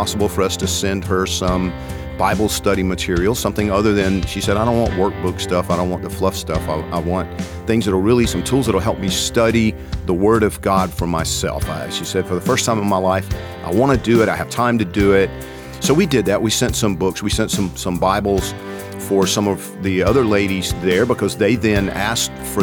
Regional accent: Georgia, United States; I'm from Georgia

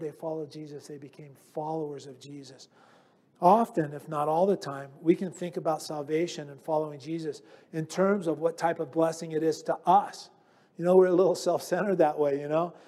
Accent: United States; I'm just an American.

